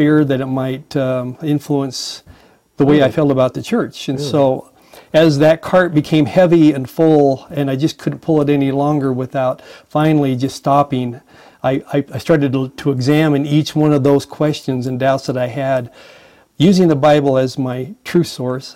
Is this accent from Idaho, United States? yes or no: yes; Boise, Idaho, United States; I was born in Boise, Idaho, to a great family. Grew up there, graduated from high school and college, actually, from Boise State.